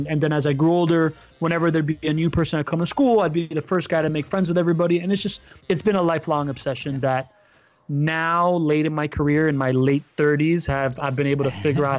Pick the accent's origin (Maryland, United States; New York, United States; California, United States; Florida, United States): Florida, United States; Miami; also born or lived in Venezuela; So I grew up in Miami, right?